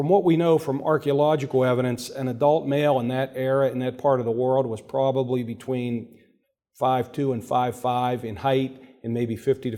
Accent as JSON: {"language": "English", "town": "Pittsburgh", "region": "Pennsylvania", "country": "United States", "tie": "born or raised there", "said": "I grew up in Oakland in the city of Pittsburgh"}